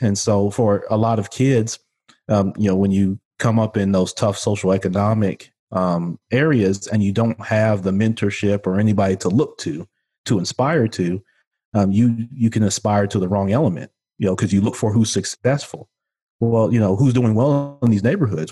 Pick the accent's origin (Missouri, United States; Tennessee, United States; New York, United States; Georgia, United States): Tennessee, United States; Memphis; also born or lived in Chicago, Illinois; I was born in Chicago, Illinois, but I grew up here in Memphis, Tennessee, which, uh, where I'm currently am, uh, now